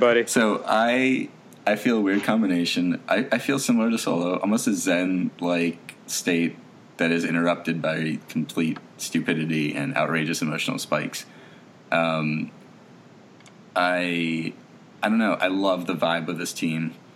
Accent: across the river from Philadelphia, New Jersey, United States; I was born in Philly and raised right across the river from it

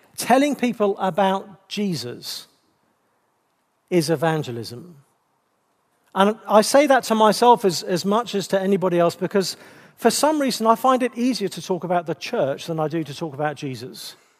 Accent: England, United Kingdom; being English

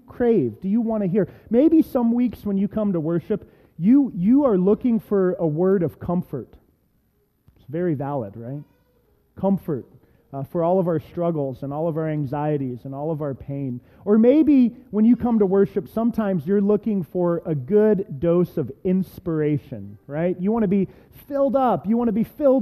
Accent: Reynoldsburg, Ohio, United States; I've preached in my hometown synagogue, Messiah Lutheran Church up in Reynoldsburg, Ohio

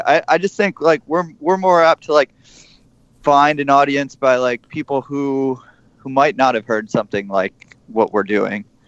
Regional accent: Midwest, United States; now in New York City, United States; i grew up in the Midwest

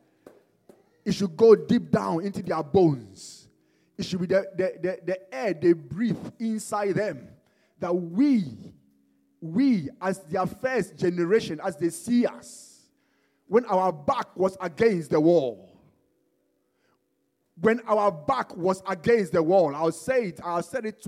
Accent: Ghana; also born or lived in Bombay; now in England; I was born in Ghana

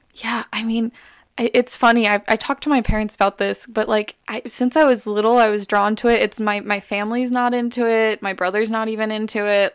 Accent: Las Vegas, Nevada, United States; moved away; also born or lived in Alabama; I'm from Las Vegas, Nevada. I lived in Alabama for a while

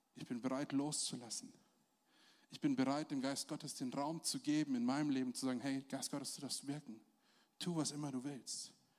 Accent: Germany; als Deutsche

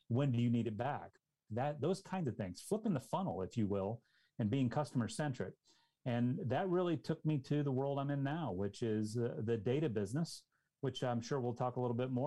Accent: Dallas, Texas, United States; I grew up in the Dallas-Fort Worth Metroplex

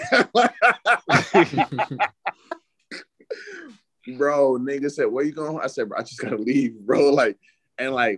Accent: New York, United States; I'm from New York

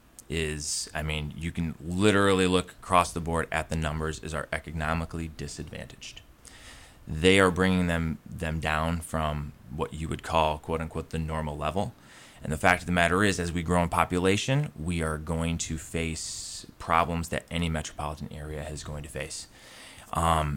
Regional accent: Michigan, United States; moved away as an adult; also born or lived in Central Virginia; now in Lynchburg, United States; I'm originally from Michigan

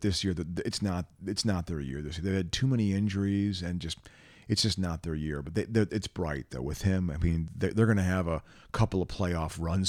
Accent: East Coast, United States; You know, I grew up in the East Coast in the late 70s.

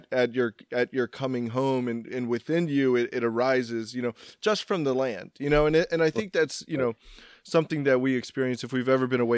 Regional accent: Texas, United States; moved away; I'm from Texas

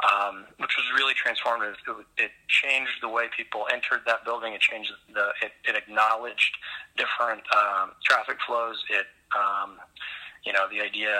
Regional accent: Oklahoma, United States; moved away as an adult; now in Minneapolis, United States; I grew up in Oklahoma and did my Bachelor of Architecture at Oklahoma State, and then immediately relocated to Minneapolis after that, and have been here for 20 years

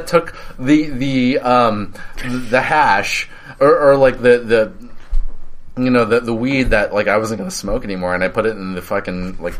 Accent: United States; I'm first-generation American.

